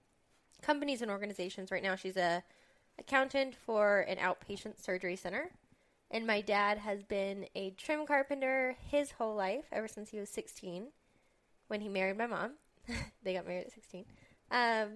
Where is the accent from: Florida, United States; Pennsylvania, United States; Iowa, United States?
Iowa, United States; West Des Moines; I'm from West Des Moines, Iowa, where I was born and raised.